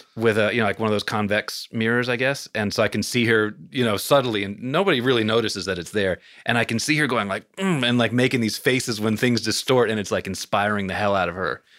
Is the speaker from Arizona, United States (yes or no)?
no; suburban New York, United States; I was born in New York City, grew up in suburban New York